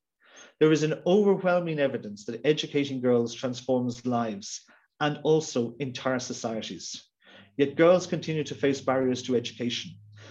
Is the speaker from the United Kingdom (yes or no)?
no; Ireland